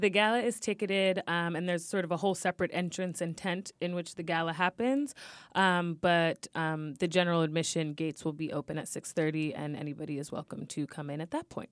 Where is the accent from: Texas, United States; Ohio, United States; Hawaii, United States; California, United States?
California, United States; moved away as an adult; now in New York City, United States; I'm from California